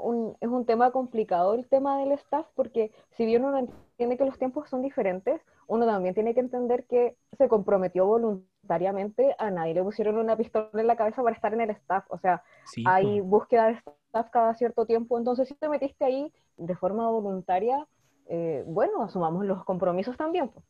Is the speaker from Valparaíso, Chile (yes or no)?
no; Temuco, Araucanía, Chile; soy de Temuco